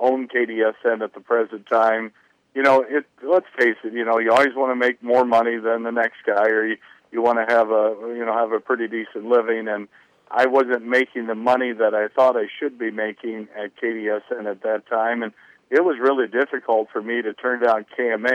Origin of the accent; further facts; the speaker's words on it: near Carroll, Iowa, United States; now in Denison, United States; my hometown is just south of Carroll, and I went to Kemper, which is a Catholic high school in Carroll